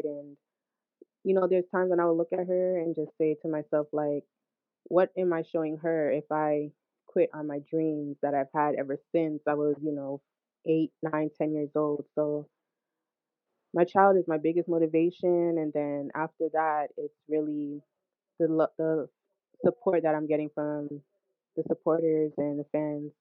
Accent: Hackensack, New Jersey, United States; also born or lived in Brooklyn, New York; I was born in Brooklyn. Um, however, I was raised in Hackensack, New Jersey.

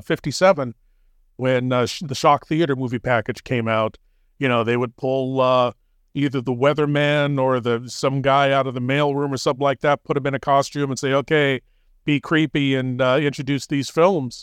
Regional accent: San Francisco Bay Area, California, United States; Ever since I was a kid, growing up in the San Francisco Bay Area, watching Bob Wilkins creature features in the 70s

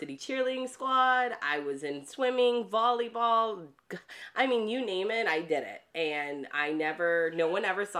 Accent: Dearborn, Michigan, United States; now in Florida, United States; I grew up in Michigan, which is a small town in Dearborn next to Detroit.

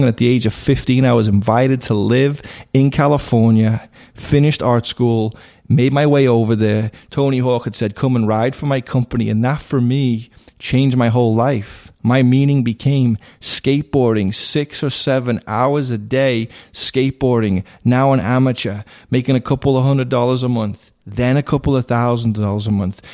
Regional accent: Liverpool, North West England, United Kingdom; now in United States; I was raised in Liverpool, England.

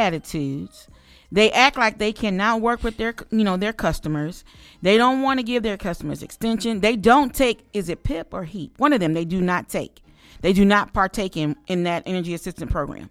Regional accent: Mississippi, United States; my home state of Mississippi

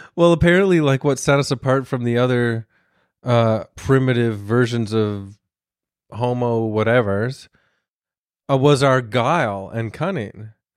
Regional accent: Toronto, Ontario, Canada; I'm from Toronto

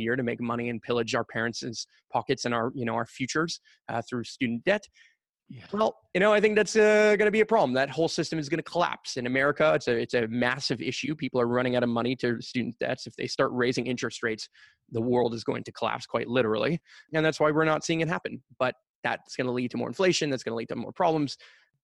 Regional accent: Montreal, Quebec, Canada; I currently still live and grew up and born and raised in Montreal and proud of it

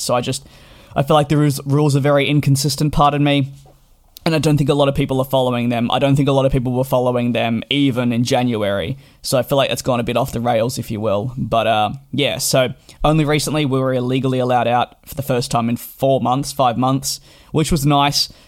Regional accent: Australia; moved away as an adult; now in London, United Kingdom; I did grow up in Australia and made the move in July of 2019 to London.

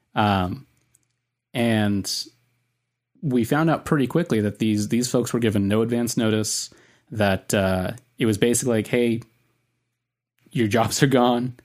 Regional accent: Southern California, United States; accent: Southern California; my Southern California accent.

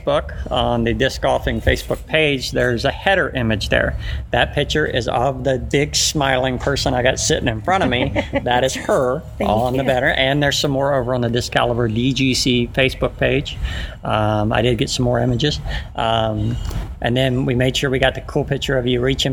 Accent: Lakeland, Florida, United States; I'm from Lakeland, so I have a speech impediment naturally by birth.

